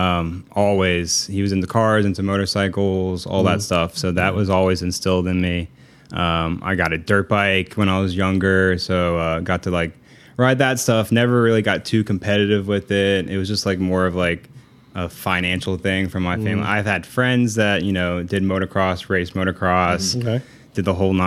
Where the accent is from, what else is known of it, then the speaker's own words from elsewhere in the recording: Orlando, Florida, United States; I'm from Orlando. Like, my dad's living in Orlando